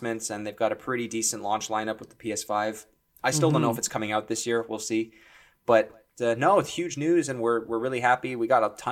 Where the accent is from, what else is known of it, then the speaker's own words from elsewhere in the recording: Ontario, Canada; which is where Mike and I both record this podcast from. We're from Ontario